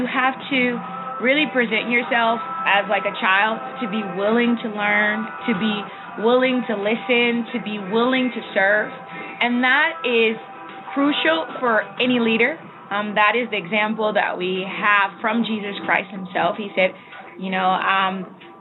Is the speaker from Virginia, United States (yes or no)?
no; Cleveland, Ohio, United States; accent: Midwest; moved away as an adult; now in Cuernavaca, Mexico; I am from Cleveland, Ohio, originally born and raised.